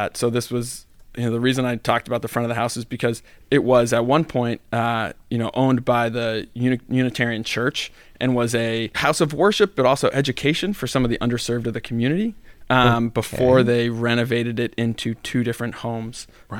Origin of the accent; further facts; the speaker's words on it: Providence, Rhode Island, United States; So I grew up on Halsey Street, which mm-hmm. is right off of Benefit Street on the east side of Providence.